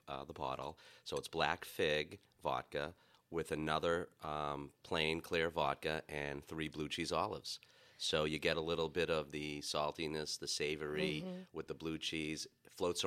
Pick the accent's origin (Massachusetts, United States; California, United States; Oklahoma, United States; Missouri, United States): Massachusetts, United States; Boston; accent: Boston; my Boston accent